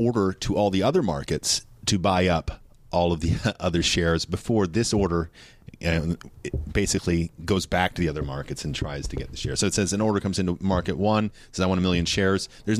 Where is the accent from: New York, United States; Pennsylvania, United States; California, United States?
California, United States; Carmel Valley; also born or lived in Davis, California; I grew up in Carmel Valley, California, which is not really very close to the beach, but my parents would drive me into Monterey.